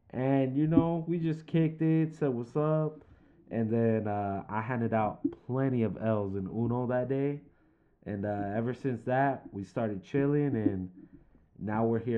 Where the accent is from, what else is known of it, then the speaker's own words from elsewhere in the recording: California, United States; I'm 24 years old. I'm from San Fernando Valley, California.